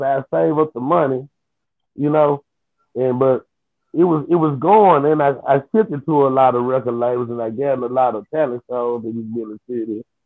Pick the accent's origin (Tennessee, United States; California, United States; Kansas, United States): Tennessee, United States; Memphis; I really grew up in East Memphis